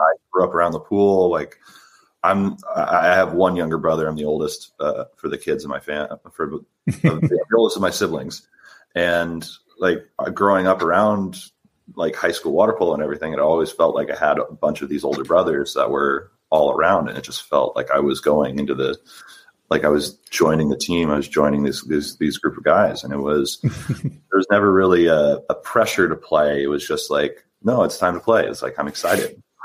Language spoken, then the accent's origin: English; San Diego, California, United States; I'm from San Diego. Uh, I grew up. I played for my for my local high school